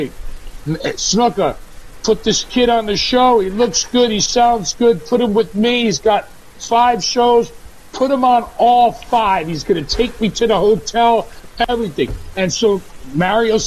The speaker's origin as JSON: {"language": "English", "region": "Hawaii", "country": "United States", "said": "I'm from Hawaii"}